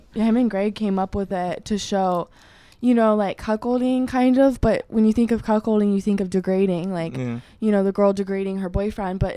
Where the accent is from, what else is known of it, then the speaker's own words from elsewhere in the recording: Oregon, United States; I'm from Oregon